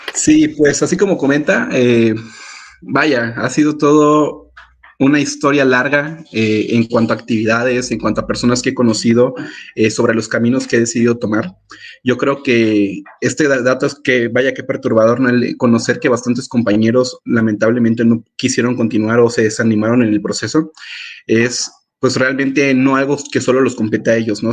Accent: Acayucan, Veracruz, Mexico; moved away as an adult; also born or lived in Yucatán / San Luis Potosí / Guadalajara; yo soy de Acayuca, en Veracruz, un pueblo al sur del bellísimo estado de Veracruz

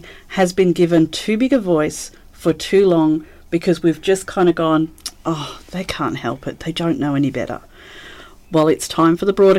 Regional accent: Australia

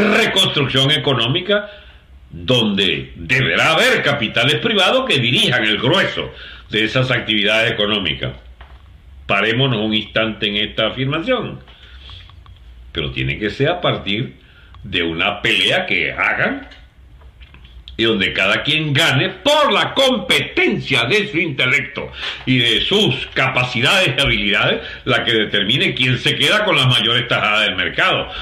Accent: Venezuela; un programa que yo veía chiquito cuando llegó cuando llegó Benevisión por allá en Radio Caracas Televisión a la casa, en mi pueblito en blanco y negro

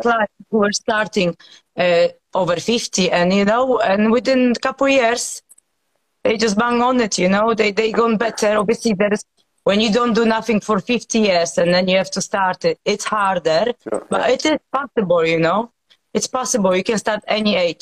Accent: Poland; now in United Kingdom

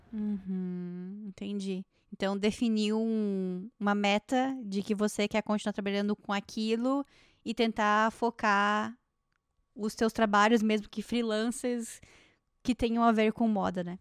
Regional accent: Brazil; now in Toronto, Canada; eu vim de uma região do Brasil que é um polo têxtil

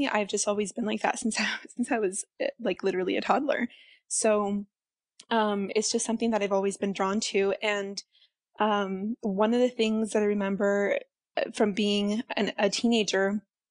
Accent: Central California, United States; moved away as an adult; now in Las Vegas, United States; currently I live in Las Vegas, but I grew up in California, Central California, in a really small town

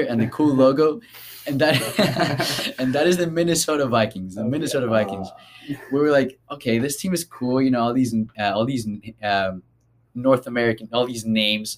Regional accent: Colombia; moved away; I am from Colombia

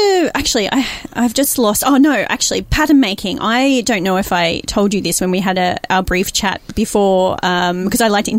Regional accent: Queensland, Australia; I'm from Queensland.

